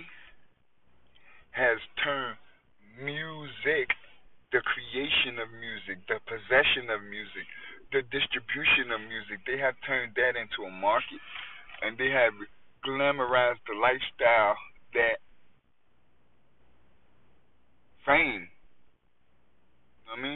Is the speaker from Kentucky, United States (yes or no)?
no; New York, United States; that's just how we was raised in New York